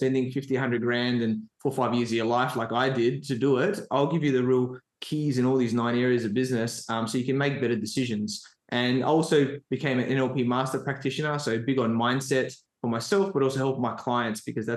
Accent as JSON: {"language": "English", "town": "Adelaide", "region": "South Australia", "country": "Australia", "tie": "born or raised there", "said": "I grew up in Adelaide, South Australia"}